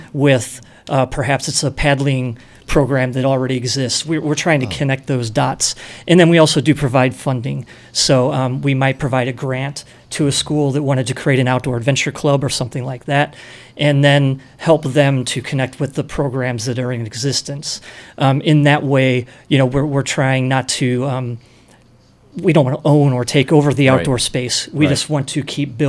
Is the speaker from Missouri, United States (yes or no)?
yes; St. Louis, Missouri, United States; I grew up in St. Louis